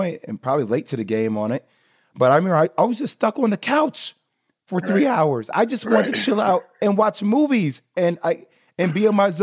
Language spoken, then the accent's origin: English; Plainfield, New Jersey, United States; I'm born and raised in Plainfield, New Jersey.